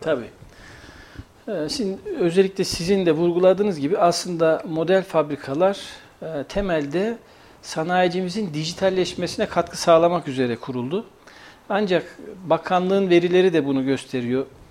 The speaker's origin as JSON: {"language": "Turkish", "town": "Kayseri", "region": "Kayseri Province", "country": "Turkey", "also_born_or_lived": "Eskişehir", "said": "Kayseriliyim, Mimar Sinanlıyım."}